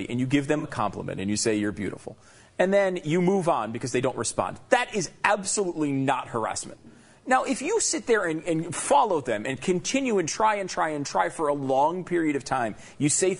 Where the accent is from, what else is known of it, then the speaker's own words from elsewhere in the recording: Connecticut, United States; I grew up in Connecticut